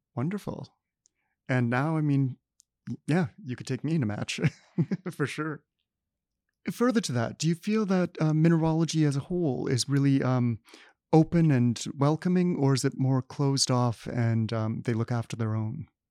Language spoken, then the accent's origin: English; Manitoba, Canada; Summerfieldbrook, Manitoba. Um, I grew up there.